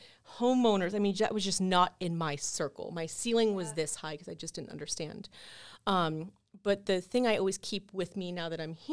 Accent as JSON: {"language": "English", "area": "Brevard County", "region": "Florida", "country": "United States", "moved": "as an adult", "lives_now": "Orlando, United States", "said": "I'm from Brevard County"}